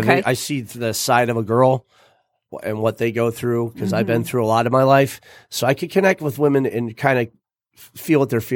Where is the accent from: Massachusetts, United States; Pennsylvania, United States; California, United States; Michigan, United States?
Michigan, United States; Metamora; also born or lived in Florida; As a young guy, you know, growing up in Matamora, I didn't have a lot.